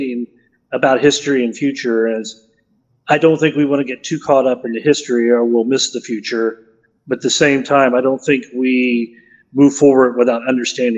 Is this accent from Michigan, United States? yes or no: no; Independence, Missouri, United States; Growing up in Independence as a kid